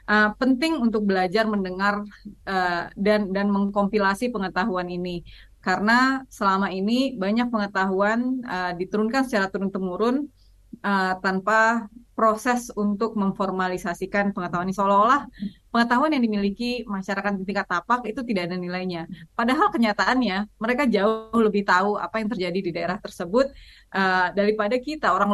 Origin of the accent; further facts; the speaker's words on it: Aceh, Indonesia; Saya orang Aceh, kawasan ekosistem Loiser itu ada di Aceh, jadi saya memilih untuk melindungi apa yang apa yang dekat.